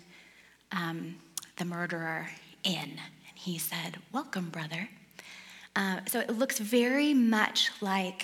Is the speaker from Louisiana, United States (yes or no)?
no; Detroit, Michigan, United States; moved away; I grew up in Detroit, outside of Detroit